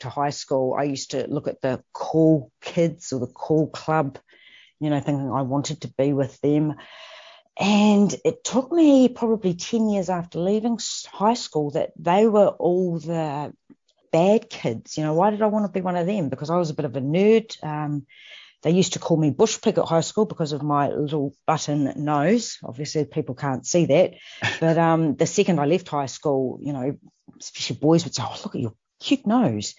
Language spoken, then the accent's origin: English; New Zealand; moved away as an adult; I'm from New Zealand originally